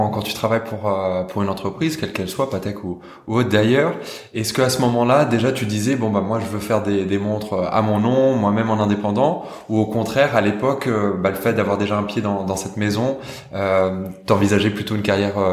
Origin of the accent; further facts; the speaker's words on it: Kosovo; now in Geneva, Switzerland; je suis originaire du Kosovo.